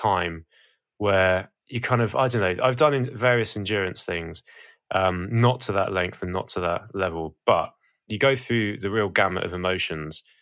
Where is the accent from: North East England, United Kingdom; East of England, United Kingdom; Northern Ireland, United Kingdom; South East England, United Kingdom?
South East England, United Kingdom; Portsmouth; I come from Portsmouth